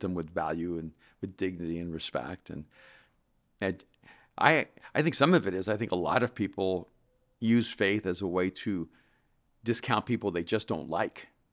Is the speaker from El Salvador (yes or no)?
yes; El Salvador; English is a second language; moved away; I'm from El Salvador.